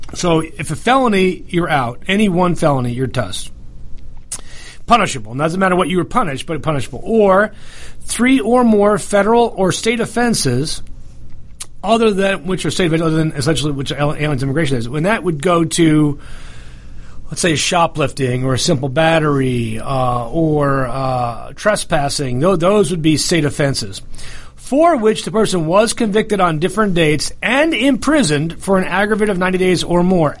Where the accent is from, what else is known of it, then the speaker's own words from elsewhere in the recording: the North, United States; accent: northern; now in Southern United States; I, said it with my northern accent